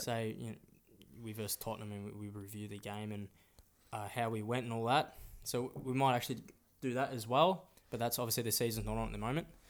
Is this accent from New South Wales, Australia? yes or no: no; Melbourne, Victoria, Australia; we're born in Australia